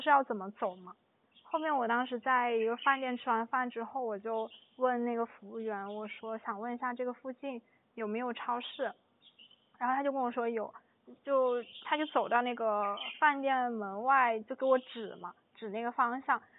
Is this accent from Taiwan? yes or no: no; China; 我不是，我是中国人